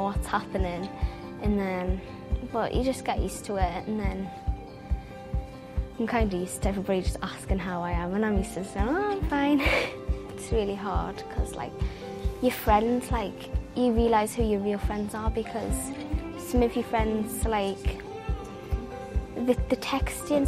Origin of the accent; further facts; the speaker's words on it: Cramlington, North East England, United Kingdom; I'm from Cramlington.